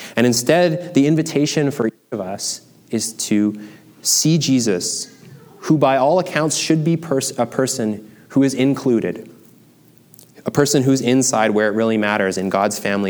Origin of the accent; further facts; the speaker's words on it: Canada; I am a Canadian, German, Chinese male